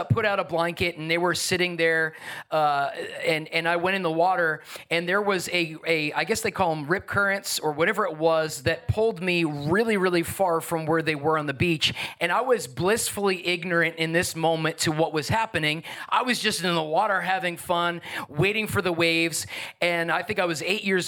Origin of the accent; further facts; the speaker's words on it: Long Island, New York, United States; moved away; also born or lived in New Jersey; I grew up on Long Island, New York, and then in New Jersey.